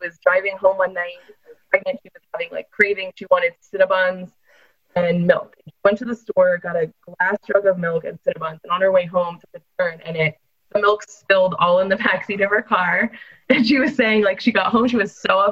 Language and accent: English; Northeast, United States; I'm a Yankee as well, Steve. So I grew up in the Northeast